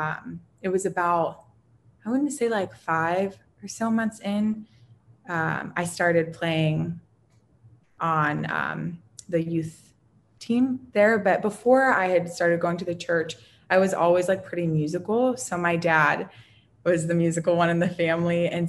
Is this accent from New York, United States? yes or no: no; New Castle, Pennsylvania, United States; I am from Pennsylvania, a small little town called Newcastle. And I ended up growing up there for a period of time.